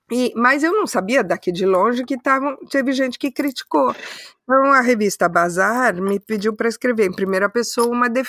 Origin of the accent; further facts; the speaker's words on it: London, United Kingdom; eu sou de Londres.